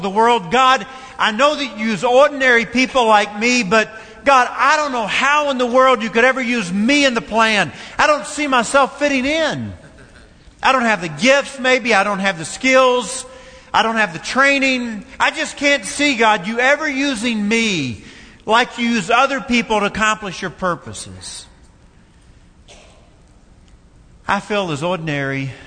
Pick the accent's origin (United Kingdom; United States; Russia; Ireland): United States; Fairplay, Kentucky; moved away; also born or lived in Tennessee / Ohio; I was raised in a small community called Fairplay, 7 miles from Columbia